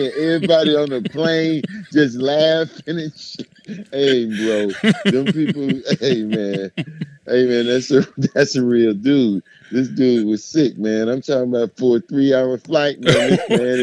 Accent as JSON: {"language": "English", "town": "Miami", "region": "Florida", "country": "United States", "said": "I'm from Miami"}